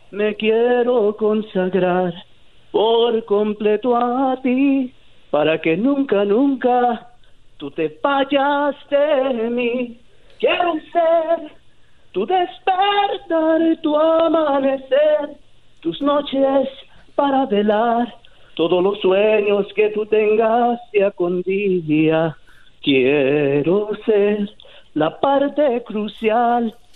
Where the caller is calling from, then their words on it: Garden Grove, California, United States; Hablo de aquí de la ciudad de Garden Grove.